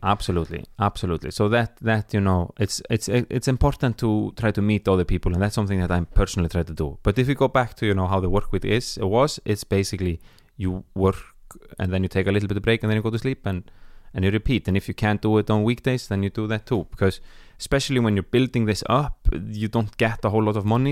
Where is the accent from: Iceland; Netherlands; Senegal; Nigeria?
Iceland; moved away as an adult; now in Stockholm, Sweden; I'm from Iceland